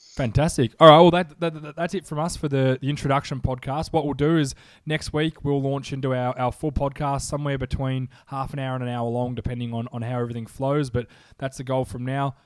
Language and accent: English; Melbourne, Victoria, Australia; I'm from Australia